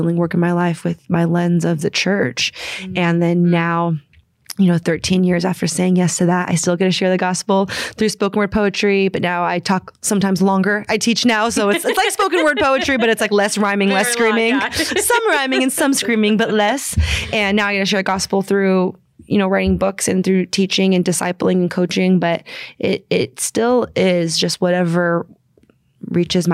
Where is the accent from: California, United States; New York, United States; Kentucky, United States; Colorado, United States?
California, United States; San Francisco; I'm originally from San Francisco